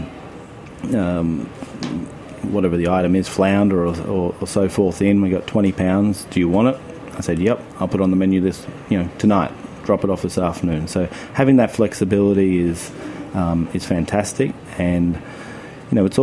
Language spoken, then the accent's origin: English; Kiewa Valley, Victoria, Australia; I grew up skiing in the Kiwa Valley